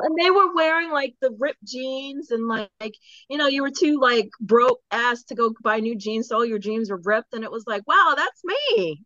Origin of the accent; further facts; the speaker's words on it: Baltimore, Maryland, United States; also born or lived in England; after my parents moved to Eng from England, we moved to Maryland. So I'm from Baltimore